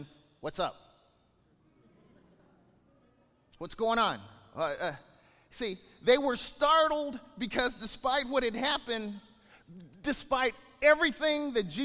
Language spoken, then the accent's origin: English; Bakersfield, California, United States; I wasn't born in California. I was born in Bakersfield